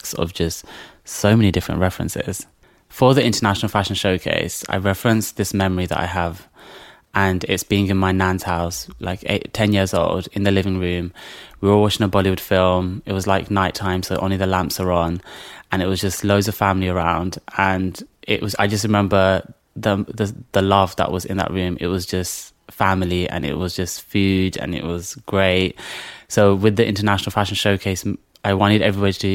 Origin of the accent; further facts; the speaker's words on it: London, United Kingdom; I grew up in the Isle of Dogs. I've always kind of lived there